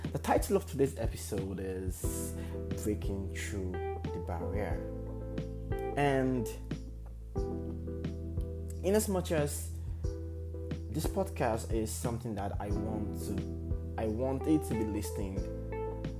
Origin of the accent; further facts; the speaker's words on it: Nigeria; as Nigerians